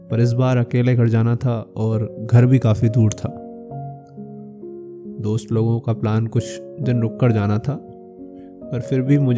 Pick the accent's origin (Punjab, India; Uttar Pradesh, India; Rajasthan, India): Uttar Pradesh, India; और मैं उत्तर प्रदेश के एक छोटे से ज़िले का निवासी हूँ